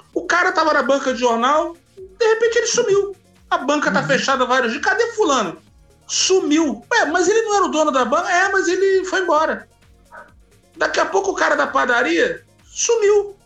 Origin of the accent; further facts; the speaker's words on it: Rio de Janeiro, Brazil; Quando eu era criança em Copacabana